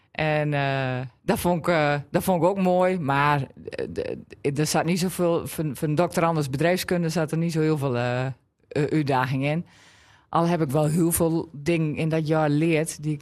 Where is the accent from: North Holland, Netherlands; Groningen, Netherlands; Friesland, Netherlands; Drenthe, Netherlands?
Drenthe, Netherlands; En ik was er ook trots op dat ik niet meer kon horen dat ik uit Drenthe kwam.